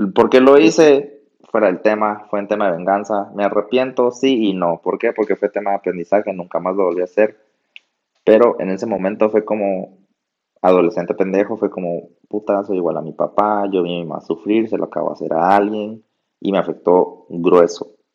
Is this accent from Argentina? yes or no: no; Guatemala; aquí estamos los dos en Guatemala, somos chapines